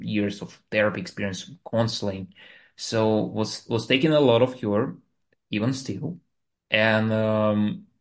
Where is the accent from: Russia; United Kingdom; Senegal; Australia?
Russia; Moscow; English is a second language; moved away as an adult; now in United States; I'm the guy which was born in Russia, and I like in the capital of Moscow. So I was like living, growing there, going to the university